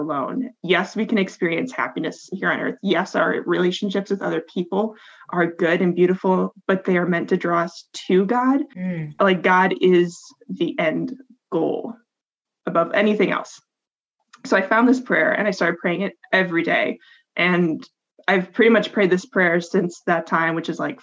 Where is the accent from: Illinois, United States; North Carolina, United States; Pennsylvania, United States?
Illinois, United States; moved away as an adult; also born or lived in Iowa; now in Indiana, United States; I grew up in Illinois, went to school in Iowa, ended up in Indiana